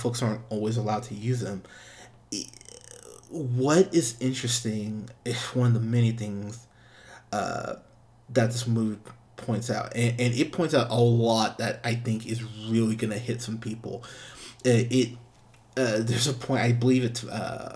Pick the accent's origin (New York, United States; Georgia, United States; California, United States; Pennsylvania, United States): California, United States; Pismo Beach; I grew up in Pismo Beach